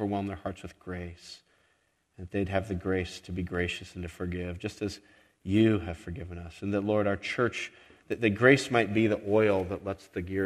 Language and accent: English; Las Vegas, Nevada, United States; moved away; I grew up in Las Vegas